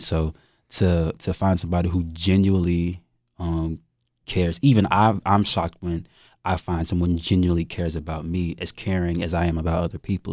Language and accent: English; Fayetteville, North Carolina, United States; I'm from Fayetteville, North Carolina, two six, you know, born and raised